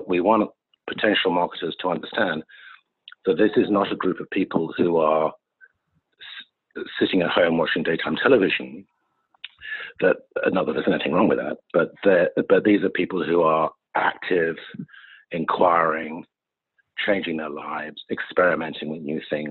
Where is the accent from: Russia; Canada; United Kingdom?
United Kingdom; now in United States; I grew up in the United Kingdom.